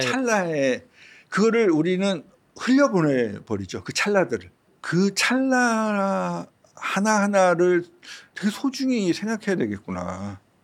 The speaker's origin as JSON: {"language": "Korean", "region": "Seoul", "country": "South Korea", "tie": "born or raised there", "said": "제가 태어난 곳이 서대문구거든요. 음. 뭐 서대문구 안에서 계속 학교를 다니고 그랬다가"}